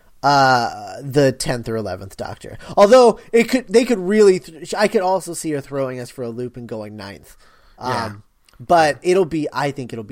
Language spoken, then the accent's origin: English; United States; I am from America